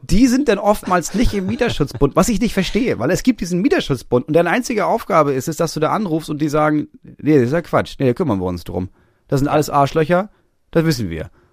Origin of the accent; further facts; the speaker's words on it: Schleswig-Holstein, Germany; ich komme aus Holstein